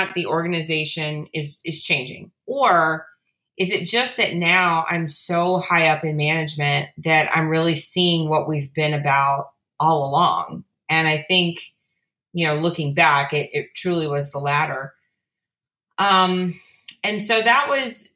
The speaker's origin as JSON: {"language": "English", "region": "South Louisiana", "country": "United States", "tie": "born or raised there", "said": "I grew up in South Louisiana"}